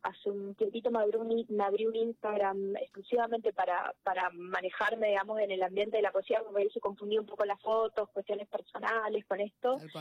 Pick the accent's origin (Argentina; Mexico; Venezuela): Argentina; interior of Corrientes Province; moved away as an adult; now in Corrientes, Argentina; El, el, pueblo donde ella vivía, que es donde yo nací, está a 500 kilómetros de Corrientes Capital